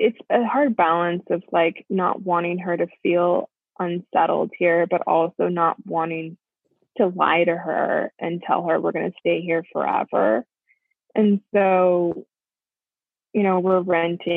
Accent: United States; moved away as an adult; also born or lived in Chicago; now in Melbourne, Australia; I'm American

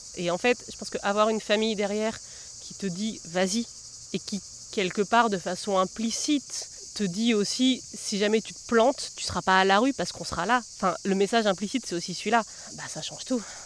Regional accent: southern Massif Central, France; also born or lived in Lozère / Colombia; je suis née là-haut, dans le sud du Massif central, mais dans un, dans un endroit où en fait, je me suis jamais sentie euh, très chez moi

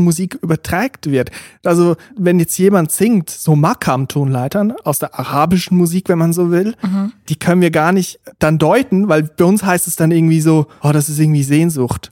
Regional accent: Switzerland; accent: Swiss German; first language Swiss German; German is a second language; es ist halt nicht meine Muttersprache. Schweizerdeutsch ist schon etwas anderes. Mhm. Aber Hochdeutsch ist ja sehr nah dran. Und vor allem, wir wachsen auch mit Hochdeutsch auf

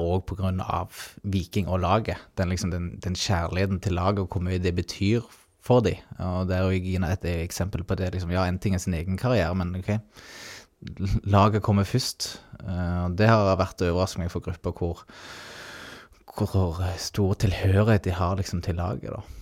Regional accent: Ålgård, Rogaland, Norway; moved away as an adult; also born or lived in Fredrikstad; jeg er jo opprinnelig fra Ålgård

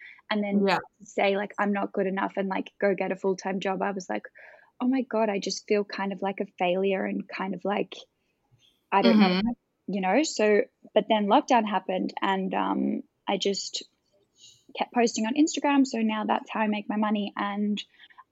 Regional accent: Melbourne, Victoria, Australia; moved away as an adult; now in London, United Kingdom; I'm originally from Melbourne, and when I lived there, I was doing modeling

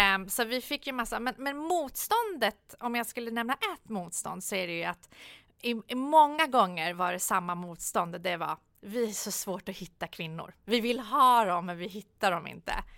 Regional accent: Solna, Stockholm County, Sweden; när jag kom, vi bodde större delen eh, i, i Solna. Och ja. det som var positivt på den tiden eh, var ju att det var väldigt mixed i Solna då

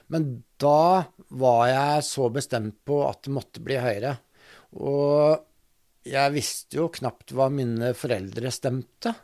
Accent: Drammen, Buskerud, Norway; also born or lived in Lier; jeg er vokst opp på Konnerud

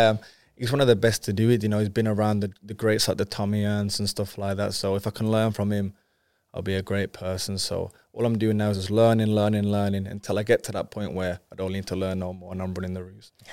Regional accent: Wolverhampton, West Midlands, United Kingdom; I'm from Wolverhampton, but uh, my dad's background is Jamaican

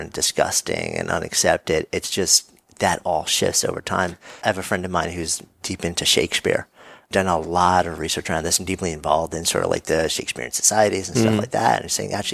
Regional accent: New York, United States; I'm a New Yorker.

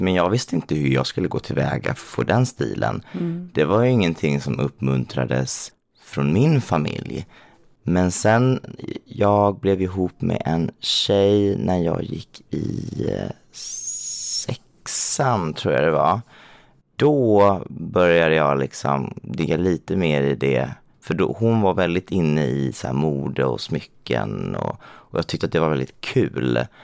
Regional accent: Småland, Sweden; now in Stockholm, Sweden; Och jag är uppväxt i Småland.

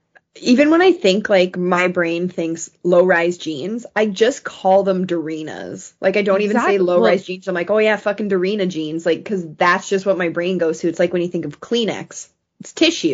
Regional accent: Surrey, British Columbia, Canada; I am from Surrey

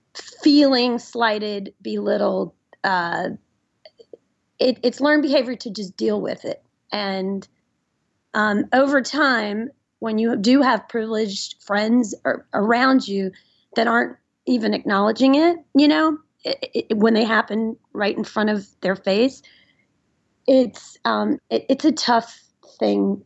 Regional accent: Nashville, Tennessee, United States; moved away; I grew up in Nashville, Tennessee, which is a great city

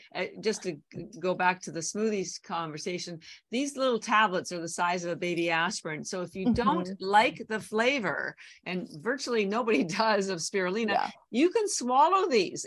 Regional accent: Canada; moved away as an adult; now in Boston, United States; So I'm actually Canadian. I've lived in Boston over 30 years, but my family's still all in Canada

